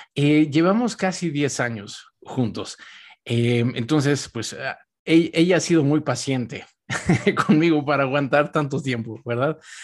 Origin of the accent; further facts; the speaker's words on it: Mexico; yo soy mexicano